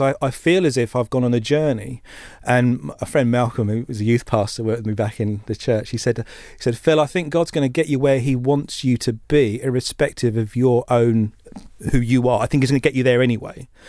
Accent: Essex, East of England, United Kingdom; we grew up in Essex

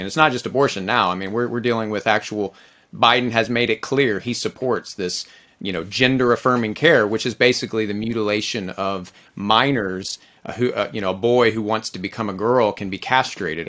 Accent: Texas, United States; I'm a Texan, I'm an American

